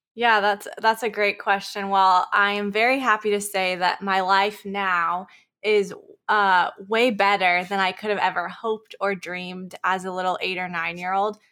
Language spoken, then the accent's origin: English; Chico, California, United States; we live in Northern California in a small town called Chico. That's where I'm born and raised